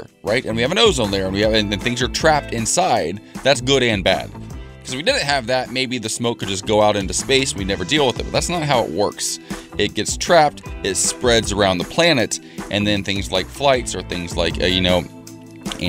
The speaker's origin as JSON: {"language": "English", "region": "Ohio", "country": "United States", "tie": "born or raised there", "moved": "yes", "said": "You know that's my home state"}